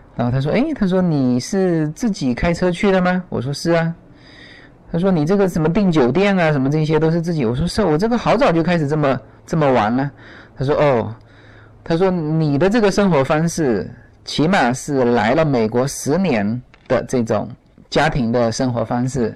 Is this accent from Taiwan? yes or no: no; Fujian, China; now in Los Angeles, United States; 这种景致在我们福建到处都是